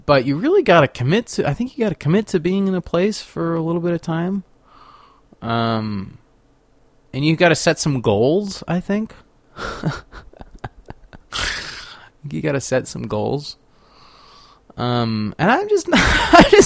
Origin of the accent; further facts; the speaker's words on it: Sacramento, California, United States; now in Paonia, United States; I guess I'm from Sacramento.